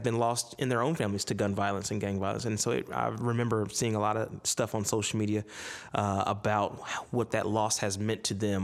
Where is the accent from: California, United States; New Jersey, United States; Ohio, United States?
Ohio, United States; my home state of Ohio